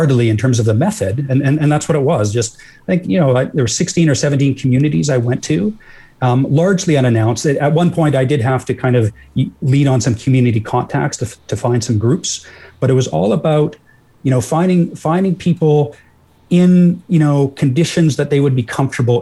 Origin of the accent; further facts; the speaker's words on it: rural Alberta, Canada; I'm from rural Alberta too